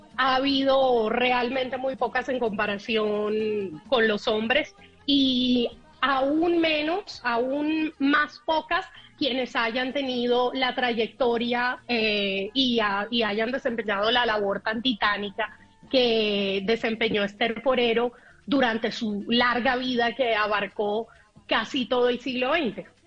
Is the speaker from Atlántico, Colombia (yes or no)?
yes; Barranquilla, Atlántico, Colombia; ambas somos mujeres nacidas en Barranquilla